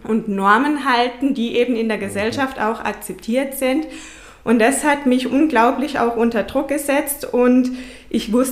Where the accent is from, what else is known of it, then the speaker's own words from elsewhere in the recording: Herbolzheim, Baden-Württemberg, Germany; Ja, ich komme aus Herbolzheim, wohne mit meinem Partner Stefan Kruse.